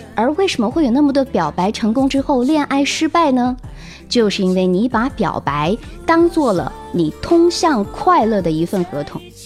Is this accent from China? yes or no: yes; China; 我们中国人